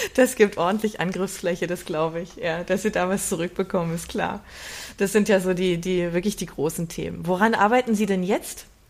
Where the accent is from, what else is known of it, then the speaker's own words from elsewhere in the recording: Berlin, Germany; moved away; also born or lived in Swabia; da wo ich so herkomme